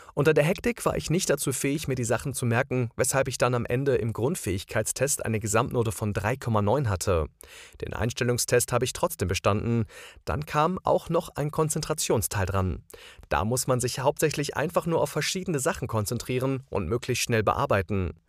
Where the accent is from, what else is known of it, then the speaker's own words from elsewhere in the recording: Croatia; German is a second language; now in Germany; als Kroate